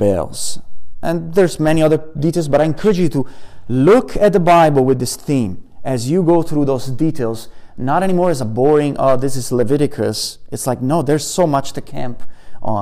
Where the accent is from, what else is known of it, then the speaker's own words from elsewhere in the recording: Italy; moved away; I come from Italy and we have pomegranates right in front of our garden